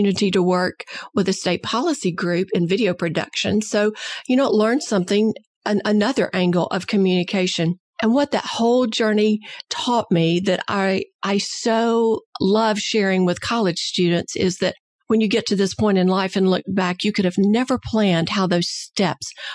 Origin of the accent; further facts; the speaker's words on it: Alabama, United States; I'm an Alabama girl. Parents from Alabama, and I was born into a family of believers